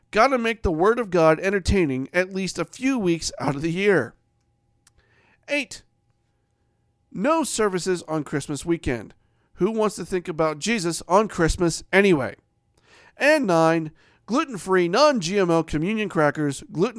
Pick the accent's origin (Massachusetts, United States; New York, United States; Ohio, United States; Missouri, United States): Ohio, United States; that was predominantly what was in the area in which I grew up in Ohio, was basically one of those two churches